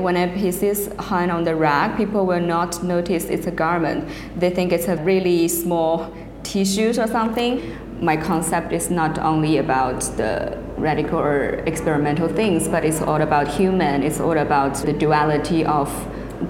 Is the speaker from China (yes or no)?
yes; Henan, China; now in Shanghai, China; I'm Chinese too, and I was born in Henan province, and that is such a small city surrounded by mountains and trees. So I actually got a countryside background in my childhood